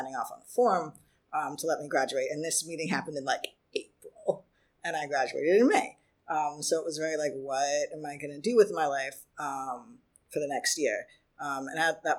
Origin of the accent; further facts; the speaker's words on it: Michigan, United States; moved away as an adult; now in New York City, United States; growing up in Michigan